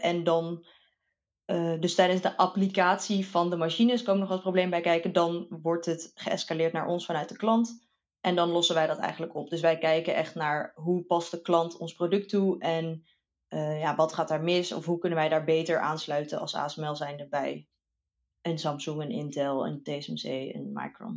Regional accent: Bergen op Zoom, North Brabant, Netherlands; moved away as an adult; also born or lived in Delft / Eindhoven; opgegroeid in Brabant, Berg op Zoom

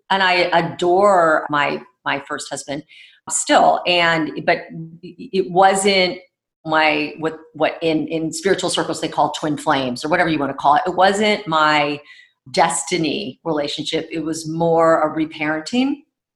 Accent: Houston, Texas, United States; born there; also born or lived in Egypt; I was born in Houston, Texas. Uh-huh. And from a very early age, we traveled a lot, spent time, now in reflection, like, of course, I spent time in Egypt near the pyramids

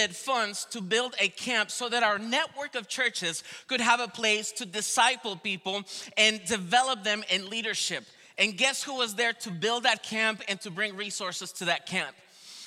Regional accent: Venezuela; also born or lived in Colombia; now in United States; I am from Venezuela originally

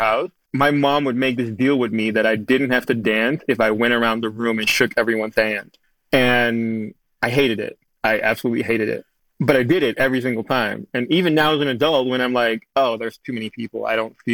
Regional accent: Amsterdam, North Holland, Netherlands; moved away as an adult; now in Studio City, United States; growing up in Amsterdam

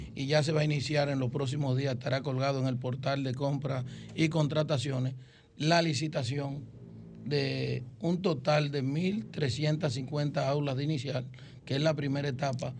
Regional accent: Baní, Peravia, Dominican Republic; como decimos allá en Baní, que es nuestro municipio cabecera y es de donde yo soy nativo

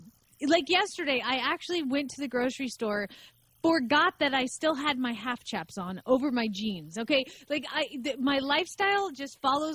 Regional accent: Atlanta, Georgia, United States; I grew up in Atlanta.

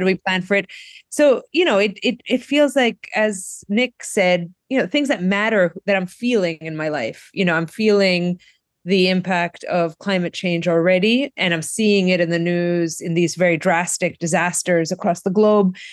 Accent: Greece; now in Brookline, United States; my home country of Greece

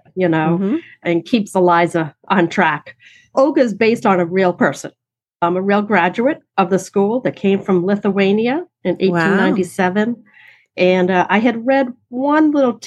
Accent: Boston, Massachusetts, United States; I am from Boston

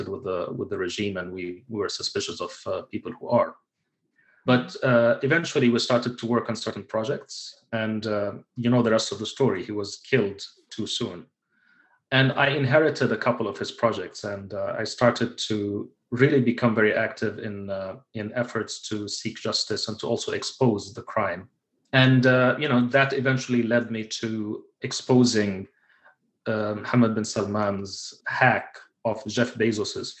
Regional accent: United Arab Emirates; moved away as an adult; also born or lived in Kuwait; I lived my entire life in the United Arab Emirates. Even though I was born in Kuwait

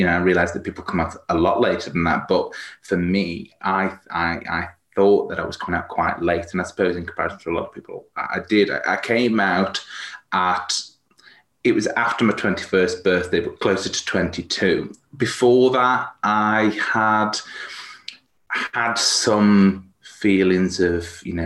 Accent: Stoke-on-Trent, West Midlands, United Kingdom; also born or lived in Manchester; now in Cheshire, United Kingdom; I'm from Cheshire, so although I'm originally from sort of Stoke-on-Trent and moved around a bit, lived in Manchester for a while

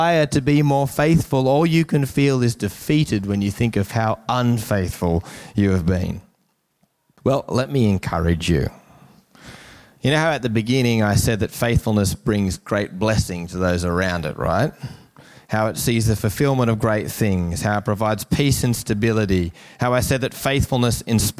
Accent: Newcastle, New South Wales, Australia; growing up in Newcastle in the 90s

